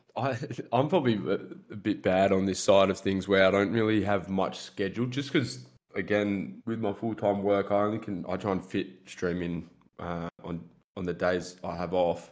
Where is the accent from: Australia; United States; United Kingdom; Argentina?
Australia; I'm an Australian, I guess you could say, content creator.